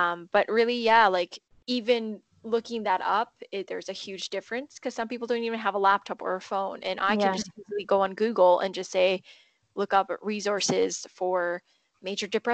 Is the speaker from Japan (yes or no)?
yes; Japan; now in Vancouver, Canada; growing up in Japan